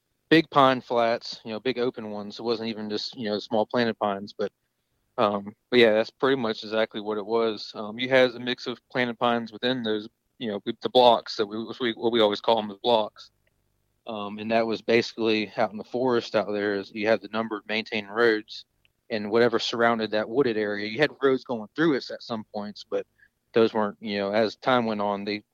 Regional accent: Jacksonville, Florida, United States; where I'm from the East Coast, Northeast Coast of Florida, Jacksonville

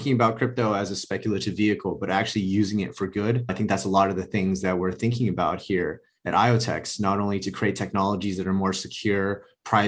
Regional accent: Los Angeles, California, United States; I grew up in Los Angeles, went to school

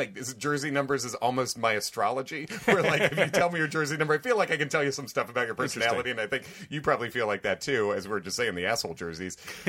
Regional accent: Hinsdale, Illinois, United States; moved away as an adult; now in New York City, United States; I'm originally from the Hinsdale, or like mainly grew up in the Hinsdale, Clarendon Hills area.

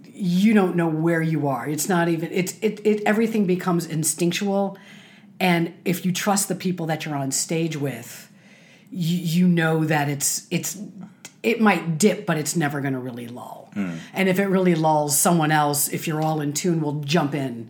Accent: Chicago, Illinois, United States; moved away; When I was a kid, I grew up in Chicago

